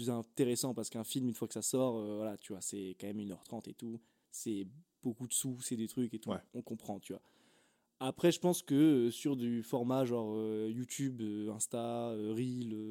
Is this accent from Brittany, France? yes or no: yes; Brittany, France; comme on dit, chez nous, en Bretagne, elle va sortir brute de décoffrage.